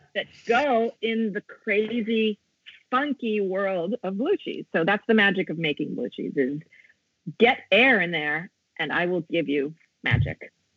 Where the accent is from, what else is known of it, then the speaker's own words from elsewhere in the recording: Italy; also born or lived in United States; I'm also half American because I was born in the States and raised here.